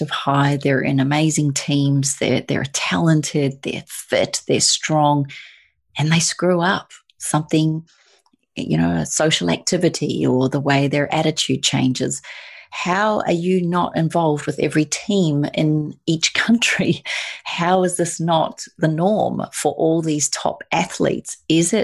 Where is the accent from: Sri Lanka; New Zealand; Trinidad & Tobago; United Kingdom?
New Zealand; being a Kiwi, it's something I feel very proud